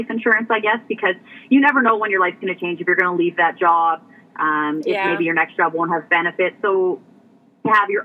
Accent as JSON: {"language": "English", "region": "Alberta", "country": "Canada", "tie": "born or raised there", "moved": "as an adult", "lives_now": "Saskatchewan, Canada", "said": "I was born and raised in Alberta"}